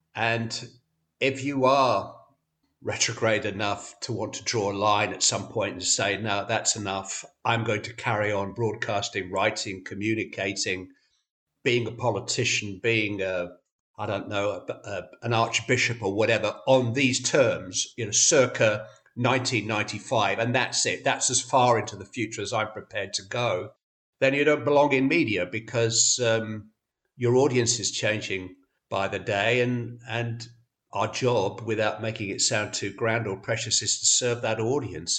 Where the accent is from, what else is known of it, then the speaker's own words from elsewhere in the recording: Bury, North West England, United Kingdom; I'm from Bury.